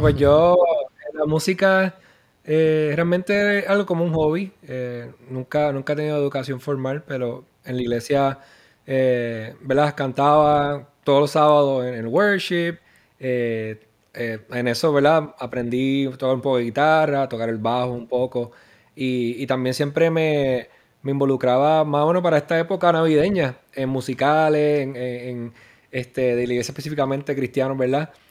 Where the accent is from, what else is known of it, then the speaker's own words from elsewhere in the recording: Puerto Rico; moved away as an adult; now in Texas, United States; Como muchos puertorriqueños, pensando que en uno o dos años voy a regresar a la isla